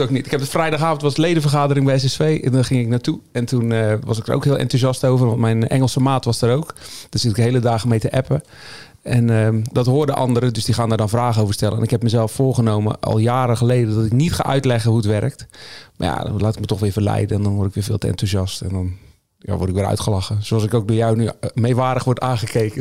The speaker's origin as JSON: {"language": "Dutch", "region": "Zeeland", "country": "Netherlands", "said": "Ik was niet de enige uit Zeeland"}